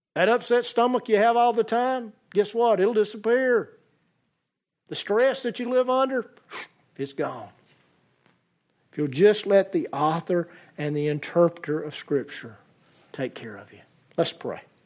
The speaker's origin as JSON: {"language": "English", "region": "Central Alabama", "country": "United States", "accent": "southern", "said": "as a Central Alabama boy"}